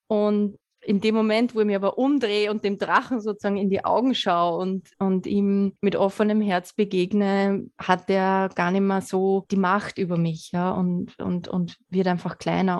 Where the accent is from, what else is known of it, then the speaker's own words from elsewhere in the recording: Lower Austria, Austria; gebürtige Niederösterreicherin